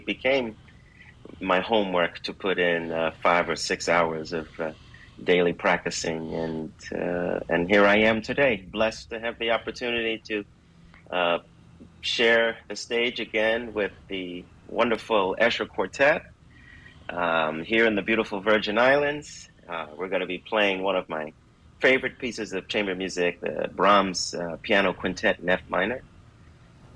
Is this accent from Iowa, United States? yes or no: no; New York City, New York, United States; I grew up in the Bronx in New York City